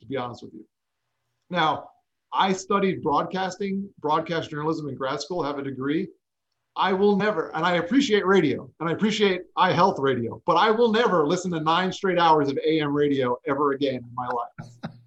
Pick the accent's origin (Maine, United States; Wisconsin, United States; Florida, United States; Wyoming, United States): Florida, United States; South; also born or lived in New York; I grew up in South Florida for the most part. I was actually born in New York, but moved down to South Florida when I was young and lived in the melting pot that is Fort Lauderdale, Miami area.